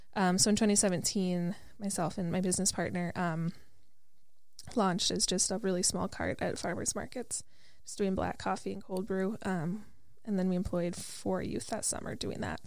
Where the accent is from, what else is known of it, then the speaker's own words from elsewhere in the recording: Wisconsin, United States; now in Minneapolis, United States; I'm from Wisconsin